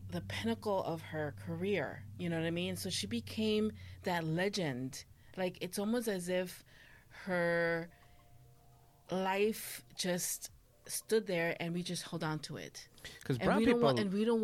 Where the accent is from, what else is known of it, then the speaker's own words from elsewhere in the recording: Mexico; I also love menudo because of growing up in Mexico, my grandma would take me to Chana and she had un puesto